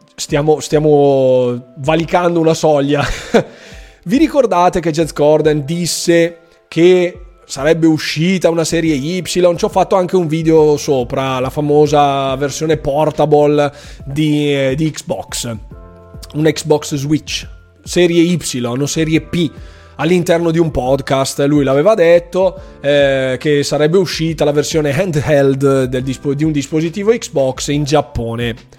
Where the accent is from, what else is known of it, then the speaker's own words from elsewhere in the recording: Friuli-Venezia Giulia, Italy; io che sono friulano